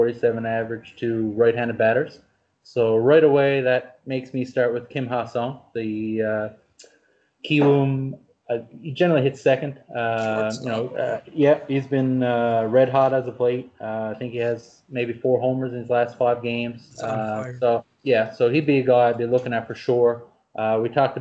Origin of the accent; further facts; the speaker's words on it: Canada; being a Canadian